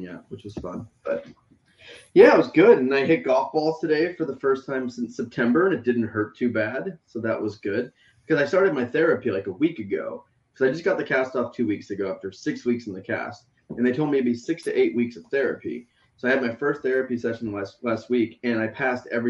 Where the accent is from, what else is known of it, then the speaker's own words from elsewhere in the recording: United States; as an American.